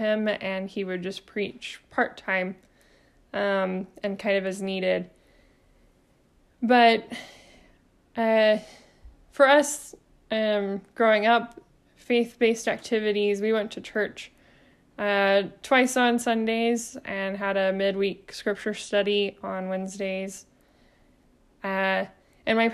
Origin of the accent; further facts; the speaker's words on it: Arkansas, United States; also born or lived in Georgia; my family of four, we moved from Georgia to Arkansas for him to be able to preach at a congregation, and I was about 4 years old. And that's the congregation that I ended up attending all the way through my high school graduation